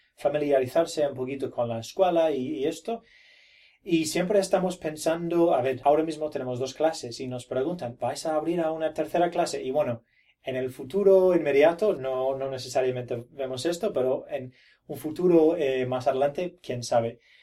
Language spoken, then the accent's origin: Spanish; Brisbane, Queensland, Australia; Spanish is a second language; yo no soy nativo, yo eh, nací en Brisbane